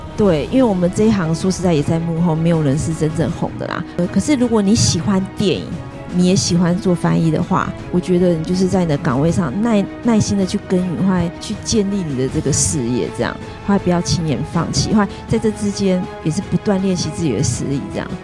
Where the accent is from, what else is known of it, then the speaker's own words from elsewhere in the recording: Taiwan; 我们台湾人